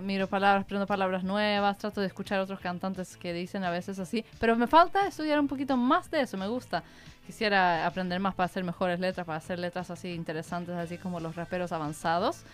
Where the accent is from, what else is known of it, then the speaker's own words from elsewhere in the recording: Sweden; Spanish is a second language; De Suecia soy